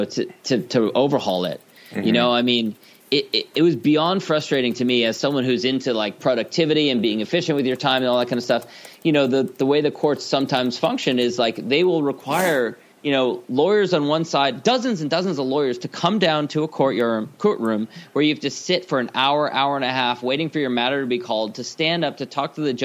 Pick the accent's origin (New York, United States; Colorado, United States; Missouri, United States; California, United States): California, United States; Los Angeles; as a kid, I grew up in Los Angeles